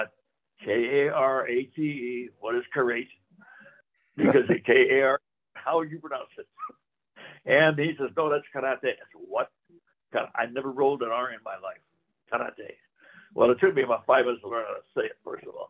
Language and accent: English; Chicago, Illinois, United States; moved away; also born or lived in South Gate, California; growing up in Chicago, there were no judo schools available